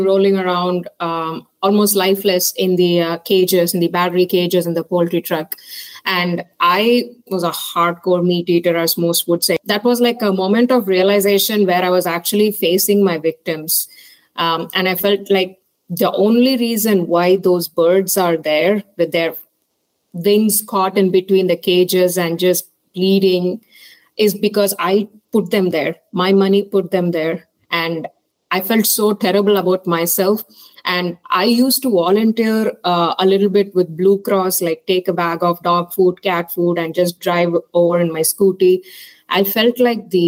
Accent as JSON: {"language": "English", "town": "Chennai", "region": "Tamil Nadu", "country": "India", "tie": "born or raised there", "moved": "as an adult", "lives_now": "Indiana, United States", "said": "I'm originally from Chennai, South India. Did my schooling there"}